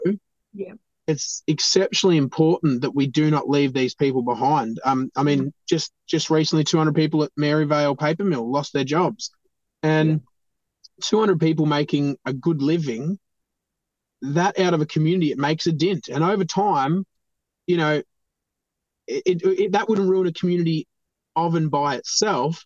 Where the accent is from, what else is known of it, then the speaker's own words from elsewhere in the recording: East Gippsland, Victoria, Australia; I love East Gippsland. I've grown up here. I've been here since I was, you know, born.